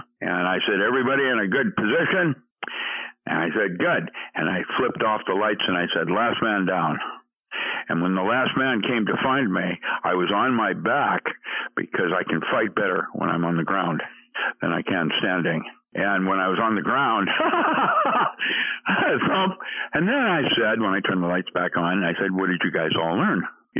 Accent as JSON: {"language": "English", "country": "Philippines", "tie": "born or raised there", "said": "And that's why I grew up in the Philippines and went to Buddhist missionary schools when I was four."}